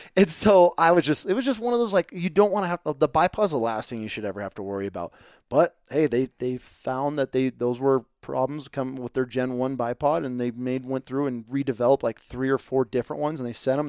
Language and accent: English; upstate New York, United States; I'm from New, upstate New York